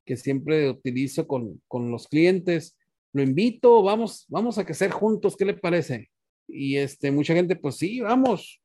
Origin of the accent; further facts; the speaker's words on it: Sonora, Mexico; yo soy nativo de Sonora. Toda mi familia somos de Sonora